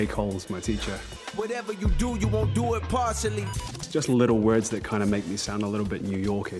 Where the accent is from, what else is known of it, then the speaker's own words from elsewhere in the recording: New Zealand; now in Hawaii, United States; I guess for me, I'm from New Zealand.